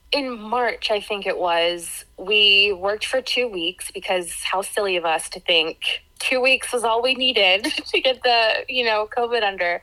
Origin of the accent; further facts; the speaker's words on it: Florida, United States; also born or lived in Pittsburgh, Pennsylvania; I was born in Pittsburgh, but um, my family moved to Florida when I was two, so Floridian